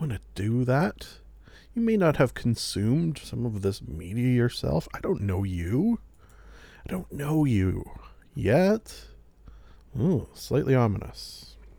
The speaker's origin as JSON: {"language": "English", "country": "Canada", "said": "being Canadian"}